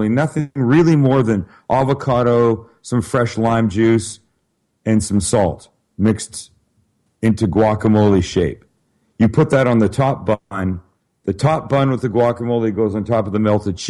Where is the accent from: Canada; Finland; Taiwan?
Canada; Vancouver, British Columbia; moved away; I'm from Vancouver, Canada originally.